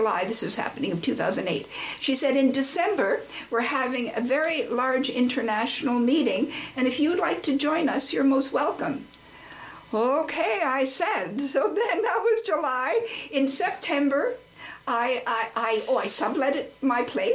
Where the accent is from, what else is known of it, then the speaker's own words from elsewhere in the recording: Nova Scotia, Canada; moved away; also born or lived in New Jersey / Halifax / Bangalore / New Delhi; I should go back home to Nova Scotia